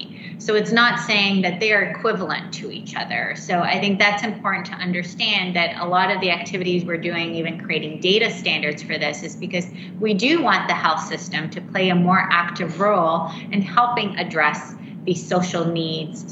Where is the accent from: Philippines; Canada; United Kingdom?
Canada; moved away; I'm actually Canadian